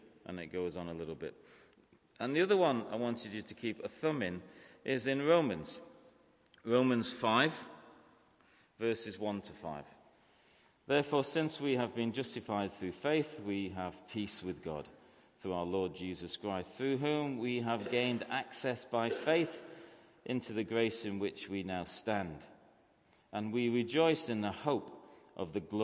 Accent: Manchester, North West England, United Kingdom; also born or lived in Salford; I grew up in Manchester

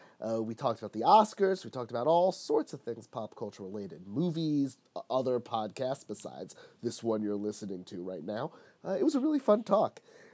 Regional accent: New York, United States; now in Chicago, United States; I'm from New York

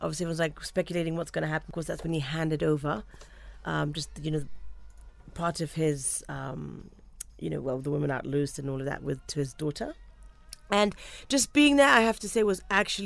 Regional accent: Kenya; Just being a Kenyan

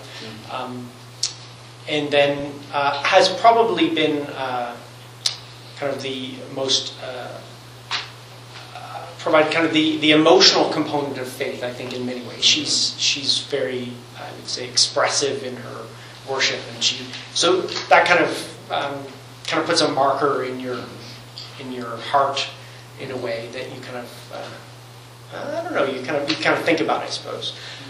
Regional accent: Newfoundland and Labrador, Canada; born there; I am a Newfoundlander. I was born in Newfoundland, but two American parents. So I'm actually the only natural-born Canadian in my family.

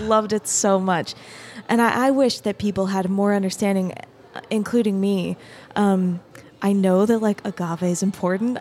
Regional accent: Arizona, United States; moved away; I grew up in Arizona

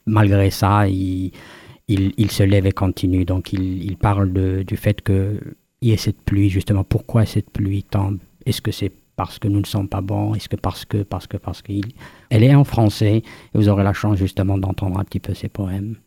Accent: Kabylie, Algeria; moved away as an adult; also born or lived in France; Moi, je suis natif, euh, on va dire, comme on appelle, euh, First Nations, euh, Première Nation d'Afrique du Nord en Algérie, de Kabylie en particulier. j'ai grandi là-bas une bonne partie de, de, de ma vie, jusqu'à la mi-vingtaine

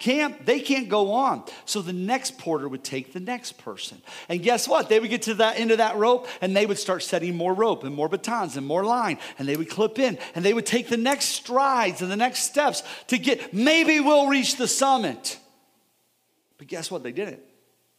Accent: United States; We're Americans

